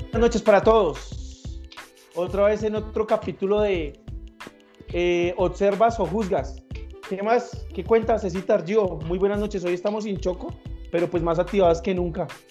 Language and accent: Spanish; Colombia; nosotros, como buenos colombianos